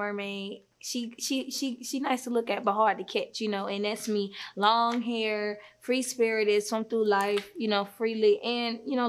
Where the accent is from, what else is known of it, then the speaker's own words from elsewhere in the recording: Riverdale, Georgia, United States; also born or lived in west side (Atlanta); Well, once I moved to Riverdale at, like, 8, because at first I grew up on the west side.